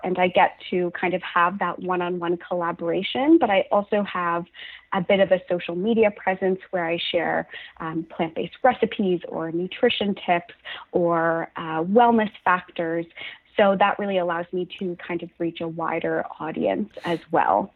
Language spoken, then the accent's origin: English; Halifax, Nova Scotia, Canada; now in Toronto, Canada; So I'm from Halifax, Nova Scotia. I'm currently living in Toronto